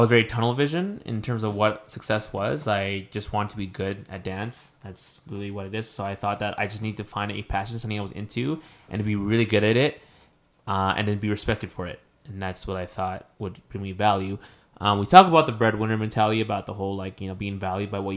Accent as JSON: {"language": "English", "country": "Mexico", "said": "I'm not Filipino. I mentioned this before, like I'm Mexican."}